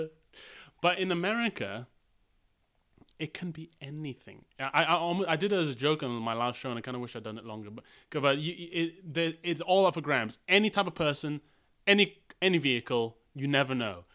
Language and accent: English; United Kingdom; As a British person